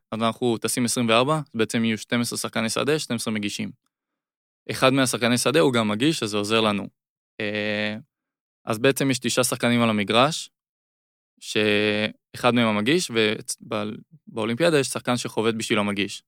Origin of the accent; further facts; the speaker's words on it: Israel; זה היה רק ישראלים צברים בעיקר